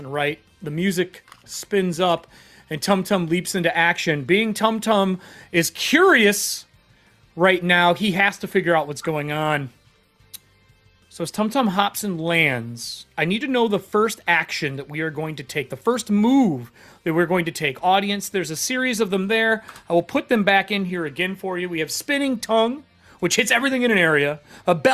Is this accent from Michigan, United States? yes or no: yes; Michigan, United States; moved away; I'm from Michigan